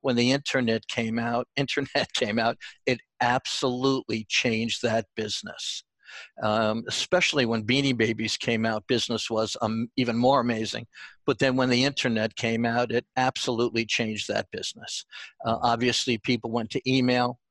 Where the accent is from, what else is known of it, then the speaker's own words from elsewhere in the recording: New York, United States; accent: New York; also born or lived in Long Island; my New York accent is coming out